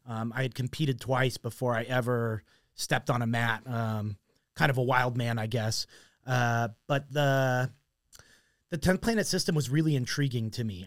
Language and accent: English; Mesa, Arizona, United States; I grew up in Mesa